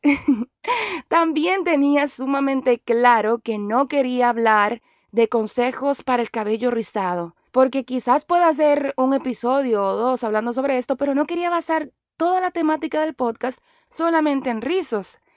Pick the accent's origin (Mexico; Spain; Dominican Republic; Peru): Dominican Republic; moved away as an adult; now in Miami, United States; soy actriz dominicana